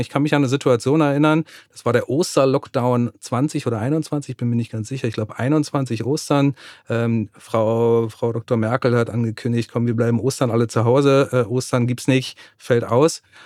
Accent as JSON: {"language": "German", "country": "Germany", "said": "bei uns in Deutschland, in Westeuropa"}